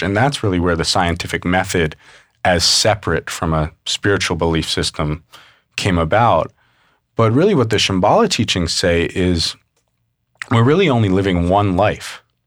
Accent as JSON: {"language": "English", "town": "New York City", "region": "New York", "country": "United States", "tie": "born or raised there", "said": "I grew up mostly in New York City"}